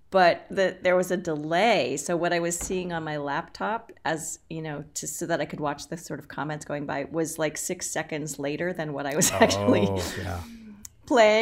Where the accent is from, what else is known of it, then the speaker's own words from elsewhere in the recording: Boston, Massachusetts, United States; also born or lived in Los Angeles / New York; now in Minneapolis, United States; I'm from Boston. I'm a Boston girl, but I've lived in Los Angeles, and then I was in New York for about 15 years